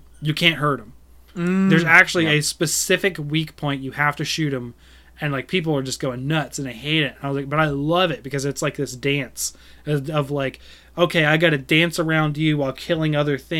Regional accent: United States; I'm American

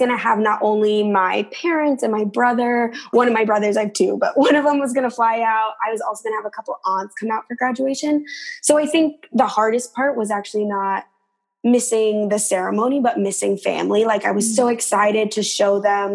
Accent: Beverly, Massachusetts, United States; moved away as an adult; also born or lived in Minneapolis, Minnesota; I am originally from Beverly, Massachusetts. So I grew up there my whole life until I went to college

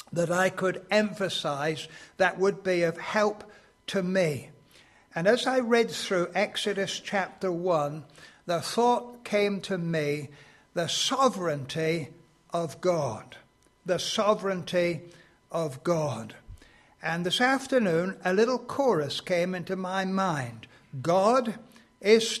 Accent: Exeter, South West England, United Kingdom; I come from Exeter, and I became a Christian when I was 16 years old

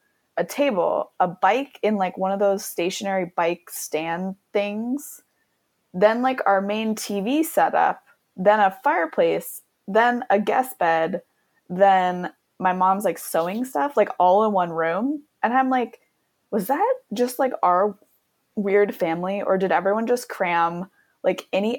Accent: Eastern Washington, United States; I grew up in Eastern Washington

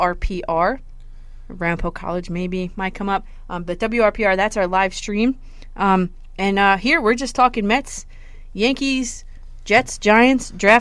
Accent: Leeds, Yorkshire and the Humber, United Kingdom; I'm here from Leeds in the UK.

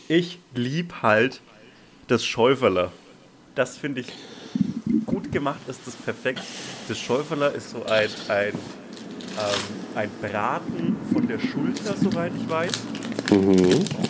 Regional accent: Franconian Switzerland, Franconia, Bavaria, Germany; moved away; da, wo ich herkomme

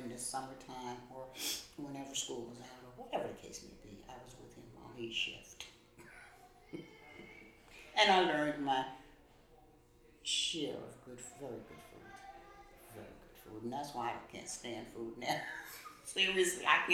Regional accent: New York City, New York, United States; I am from Bed-Stuy. I lived in Bed-Stuy

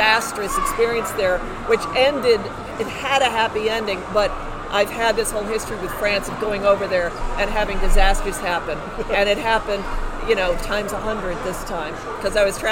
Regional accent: New York City, New York, United States; also born or lived in Central Jersey, New Jersey; now in Hopewell, United States; I grew up in the city

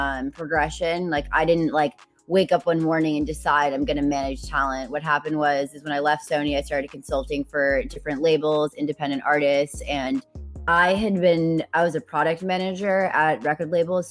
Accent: Boston, Massachusetts, United States; now in Los Angeles, United States; I'm from Boston originally, and I live in LA right now.

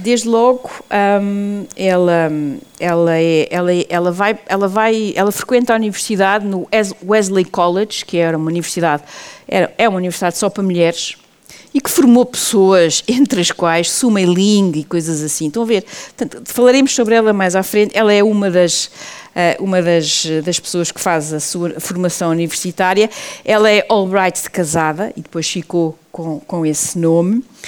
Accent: Portugal; nós portugueses

